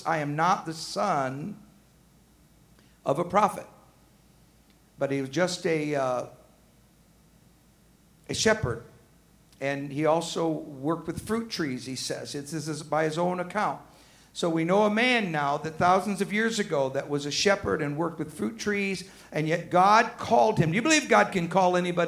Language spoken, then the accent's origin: English; Arkansas, United States; now in Georgia, United States; I'm from Arkansas